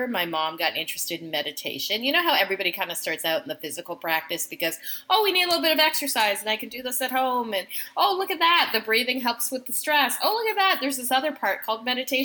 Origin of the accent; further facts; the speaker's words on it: Canada; My parents were new immigrants to Canada. I'm Canadian.